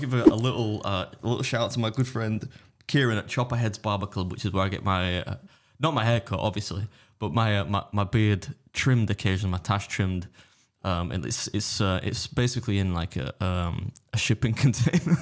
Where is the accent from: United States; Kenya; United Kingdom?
United Kingdom; England; I'm English